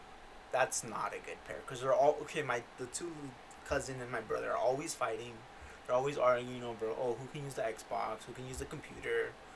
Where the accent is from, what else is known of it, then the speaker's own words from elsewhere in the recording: Yakima, Washington, United States; born there; Yeah, I was born in Washington. Fun fact, I was born in Yakima, Washington.